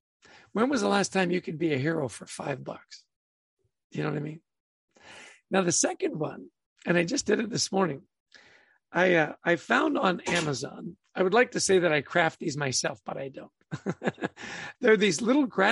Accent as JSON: {"language": "English", "country": "Canada", "tie": "born or raised there", "said": "I grew up in Canada"}